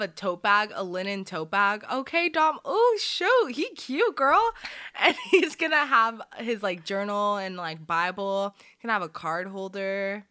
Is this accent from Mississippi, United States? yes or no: no; Arizona, United States; also born or lived in Saudi Arabia; we moved over here in like the early 2000s to Arizona